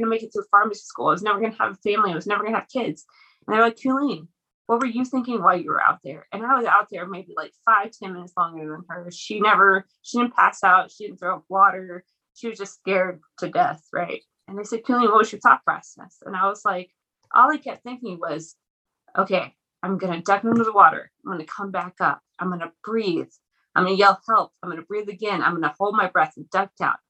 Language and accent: English; Lubbock, Texas, United States; I'm originally from Lubbock. So that's kind of where I went to school, both for undergrad and for pharmacy school.